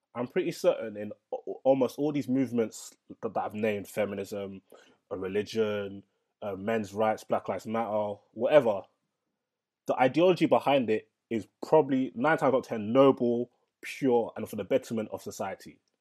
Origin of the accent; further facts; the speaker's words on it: London, United Kingdom; I'm from London